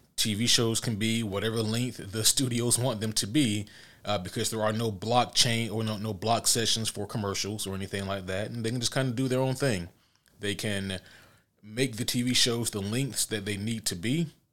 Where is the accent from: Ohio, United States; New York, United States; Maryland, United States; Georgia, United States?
Georgia, United States; I'm from Georgia